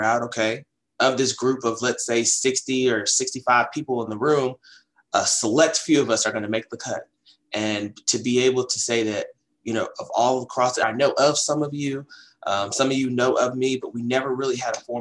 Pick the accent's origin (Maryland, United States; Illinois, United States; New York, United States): Maryland, United States; Baltimore; I'm from the greater Baltimore area. I love my hometown, you know, from the west side of Baltimore